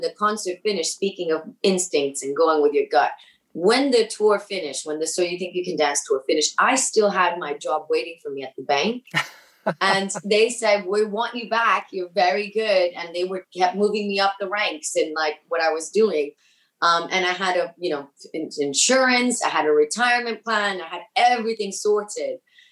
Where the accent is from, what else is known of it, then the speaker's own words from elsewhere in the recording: Miami, Florida, United States; first language Spanish; English is a second language; moved away; my hometown, Miami